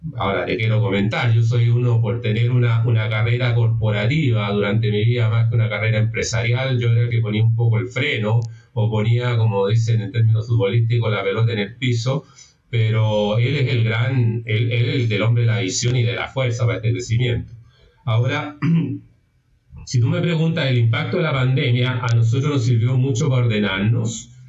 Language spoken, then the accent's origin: Spanish; Chile; primero soy chileno, vivo en Chile